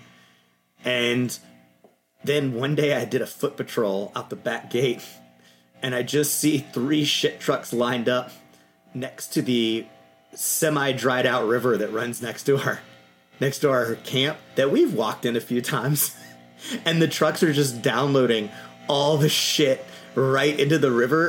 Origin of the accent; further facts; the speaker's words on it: Louisiana, Texas, United States; I grew up in Texas, Louisiana